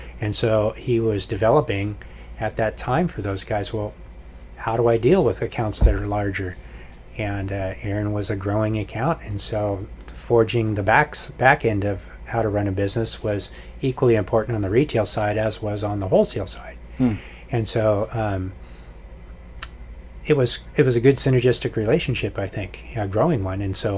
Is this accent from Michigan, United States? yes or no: no; Foster City, California, United States; I grew up in the Bay Area, a place called Foster City, which is just on the other side of Half Moon Bay.